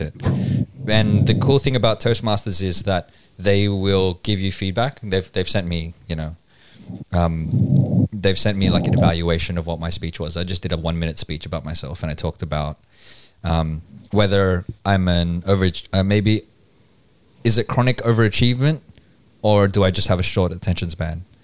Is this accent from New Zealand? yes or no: no; Philippines; now in Australia; there's being Filipino